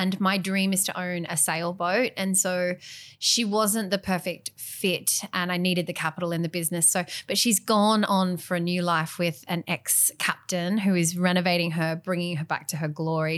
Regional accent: Western New South Wales, Australia; growing up in Western New South Wales

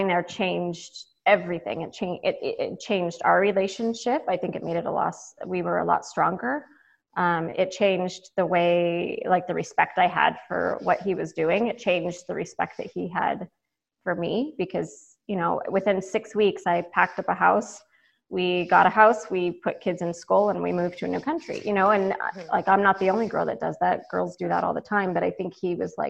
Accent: United States; I'm American

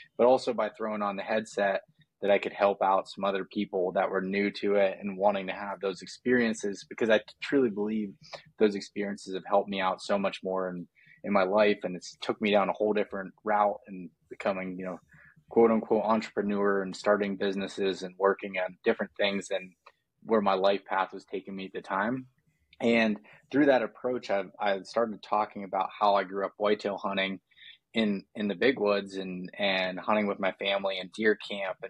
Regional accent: Pennsylvania, United States; I'm from Pennsylvania and grew up hunting whitetails in just kind of the middle of nowhere in the state

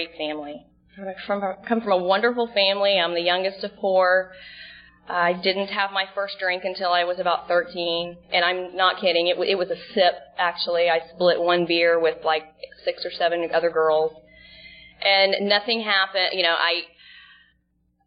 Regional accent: Dallas, Texas, United States; moved away as an adult; also born or lived in Dana Point, California / Laguna Niguel, California; now in Seal Beach, United States; I'm from Dallas, Texas. I actually live in Seal Beach now

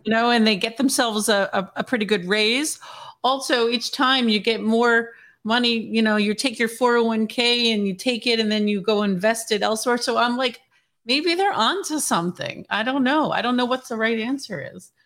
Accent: New Jersey, United States; I grew up in Jersey

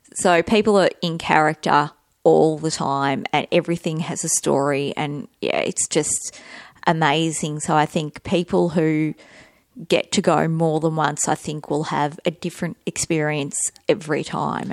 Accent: Australia

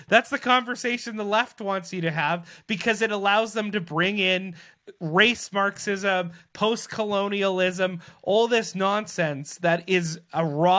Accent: Selkirk, Manitoba, Canada; who's actually from the area that I grew up there in Selkirk

